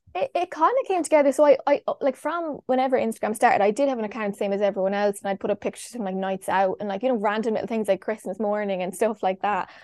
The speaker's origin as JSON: {"language": "English", "town": "Longford", "region": "Leinster", "country": "Ireland", "also_born_or_lived": "Galway / Kerry", "moved": "yes", "said": "I'm from Longford"}